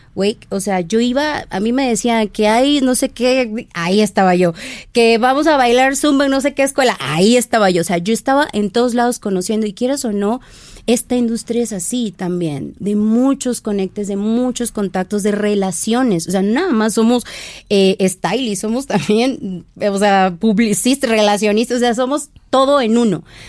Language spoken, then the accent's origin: Spanish; Lerdo de Tejada, Veracruz, Mexico; now in Mexico City, Mexico; Soy jarocha, soy de la costa de Veracruz. Bueno, soy de República Independiente, Lerdo de Tejada, Veracruz.